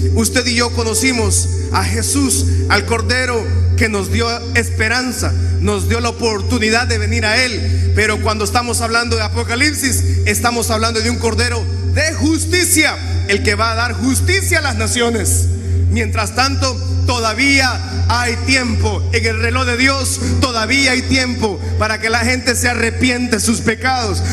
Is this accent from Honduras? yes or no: yes; Honduras; Yo tengo 40 años de edad y desde que tengo uso de razón escucho violencia en mi país